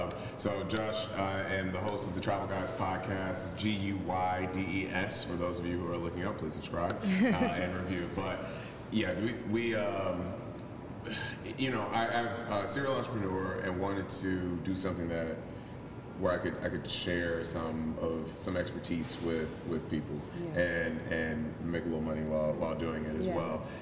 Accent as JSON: {"language": "English", "region": "Tennessee", "country": "United States", "lives_now": "Tampa, United States", "said": "No, so I'm originally from Tennessee. I'm a Southern boy."}